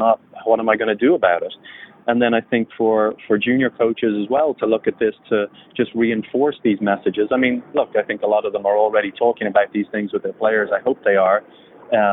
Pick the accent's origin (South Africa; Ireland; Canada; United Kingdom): Ireland; moved away as an adult; also born or lived in California; I grew up in Ireland. I went to Fresno State in California. I'm, you know, thousands of miles away from home